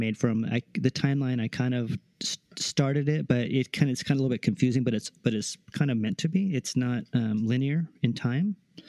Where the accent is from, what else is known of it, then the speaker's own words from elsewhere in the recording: Sacramento, California, United States; Sacramento. Yeah.